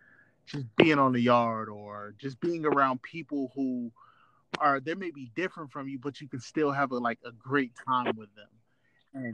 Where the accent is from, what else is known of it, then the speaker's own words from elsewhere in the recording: United States; also born or lived in New Jersey / Atlanta, Georgia / Fort Valley, Georgia; I grew up in New Jersey, grew up in Atlanta, very, very Black communities.